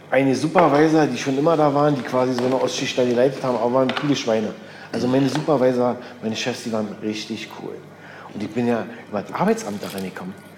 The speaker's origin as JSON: {"language": "German", "region": "East Germany", "country": "Germany", "said": "wir sind ja eigentlich auch Wendekinder"}